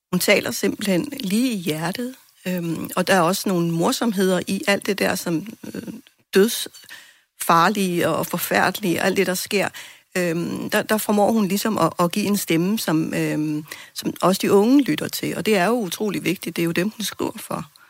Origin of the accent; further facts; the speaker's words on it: Greenland; som grønlændere